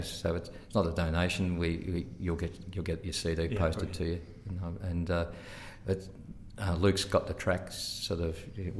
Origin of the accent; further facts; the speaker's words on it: Ballarat, Victoria, Australia; also born or lived in Sea Lake, Victoria / Portland, Victoria; I grew up in Ballarat.